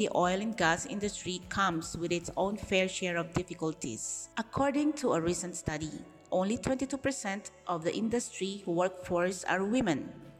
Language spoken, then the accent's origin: English; Philippines; moved away; from the PMT department. I am from Philippines